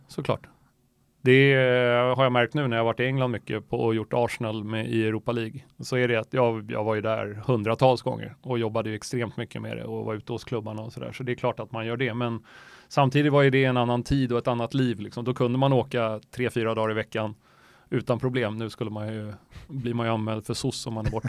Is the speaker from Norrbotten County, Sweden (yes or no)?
no; Stockholm, Stockholm County, Sweden; also born or lived in Myanmar; jag är uppvuxen på Östermalm, eh, men där, och mina föräldrar bor kvar där. Eh, mitt i Stockholm